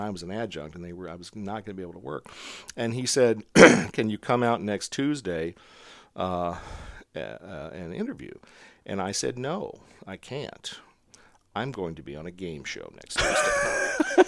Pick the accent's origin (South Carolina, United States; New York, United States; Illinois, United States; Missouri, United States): Missouri, United States; Montgomery City; I'm from a very small town in Missouri called Montgomery City, and it is, I grew up on a farm, really